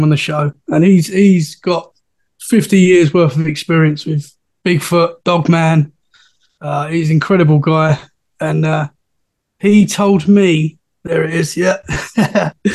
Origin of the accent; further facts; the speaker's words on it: Essex, East of England, United Kingdom; moved away as an adult; now in Dorset, United Kingdom; I'm from Essex, which is right next to London. And I've recently moved to Dorset, which is about 2 hours from London